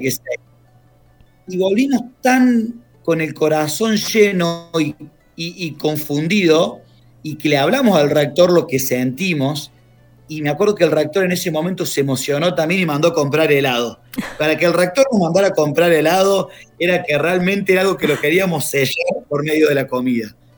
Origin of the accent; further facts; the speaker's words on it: Córdoba, Argentina; moved away as an adult; also born or lived in Buenos Aires; now in Sarmiento, Argentina; yo soy del interior, soy de Córdoba